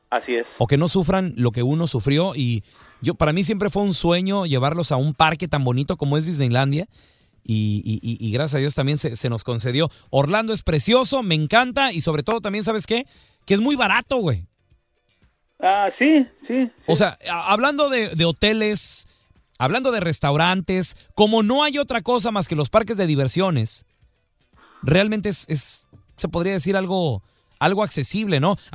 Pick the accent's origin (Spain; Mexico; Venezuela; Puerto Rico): Mexico; Mexico City; Soy del DF también.